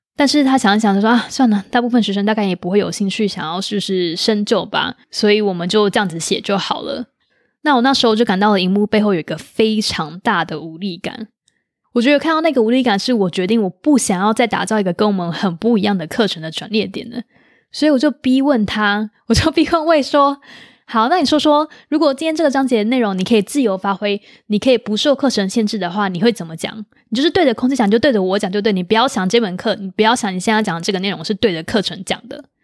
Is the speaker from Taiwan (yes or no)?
yes; Taiwan; 我们是台湾人